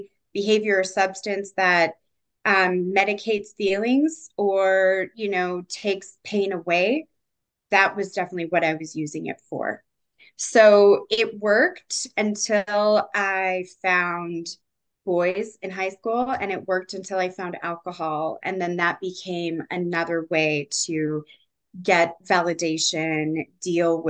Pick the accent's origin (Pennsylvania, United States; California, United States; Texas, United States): California, United States; San Diego; I grew up in San Diego, all over kind of the California area